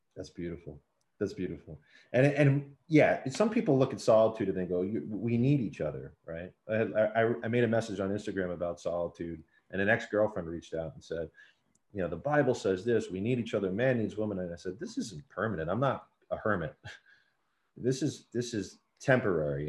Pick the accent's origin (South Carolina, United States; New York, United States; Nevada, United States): New York, United States; New York City; I was born and raised in New York City